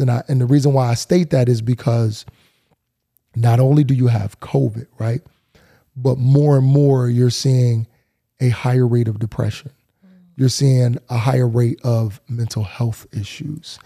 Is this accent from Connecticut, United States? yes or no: yes; New Haven, Connecticut, United States; I'm Elm City through and through